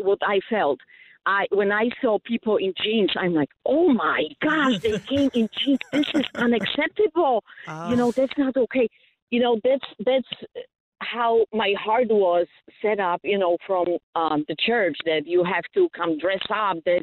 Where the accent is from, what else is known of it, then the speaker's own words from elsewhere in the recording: Poland; moved away as an adult; now in Westmont, United States; I came from Poland